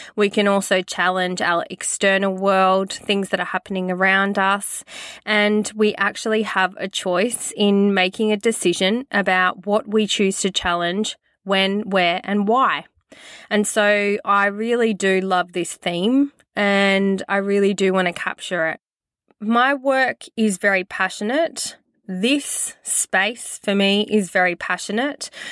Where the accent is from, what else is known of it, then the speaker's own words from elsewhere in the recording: Queensland, Australia; Growing up in Australia, disconnected from my country